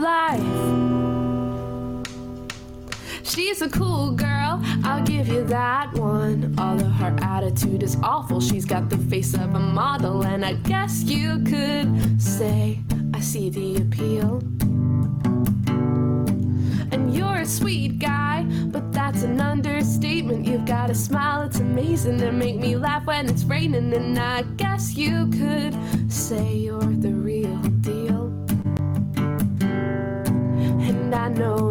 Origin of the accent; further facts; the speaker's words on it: Wales, United Kingdom; also born or lived in South of England; I'm actually from Wales. So all of my family are from Wales, so I never want anyone to say I'm English